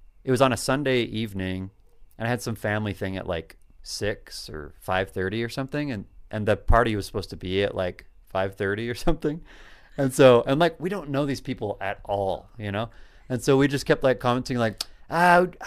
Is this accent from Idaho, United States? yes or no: yes; Idaho Falls, Idaho, United States; moved away; I grew up there in one of the large metropolises of Idaho, known as Idaho Falls